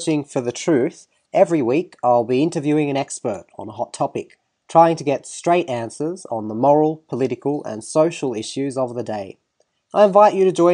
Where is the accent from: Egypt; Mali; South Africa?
Egypt; being an Egyptian Christian myself